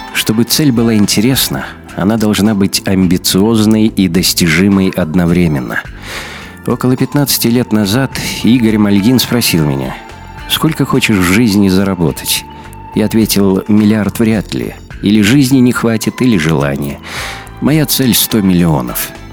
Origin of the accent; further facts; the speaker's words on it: Magadan, Magadan Oblast, Russia; moved away as an adult; also born or lived in Kyiv, Ukraine; now in Moscow, Russia; детство и юность провел в Магадане.